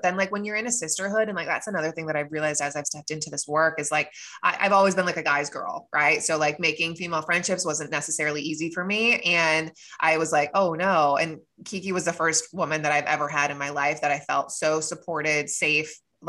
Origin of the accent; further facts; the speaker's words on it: United States; I was raised in America where we don't talk about these things, you know?